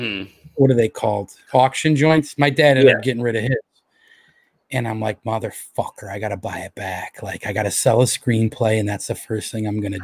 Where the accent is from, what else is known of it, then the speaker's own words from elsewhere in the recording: Los Angeles, California, United States; this is my hometown